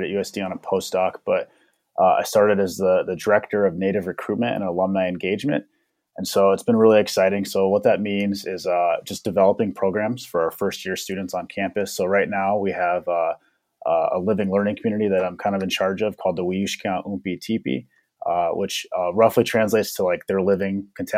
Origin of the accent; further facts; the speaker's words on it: Winner, South Dakota, United States; moved away as an adult; also born or lived in Denver, Colorado / Minnesota; I was born and raised in Denver, Colorado. My dad participated in the relocation program in the 1960s, so I grew up in Denver, have a lot of connections to the Denver area, and then ultimately moved to Winter, South Dakota in about, I think, when I was 8 or 9, late 90s, early 2000s, and so actually grew up there for high school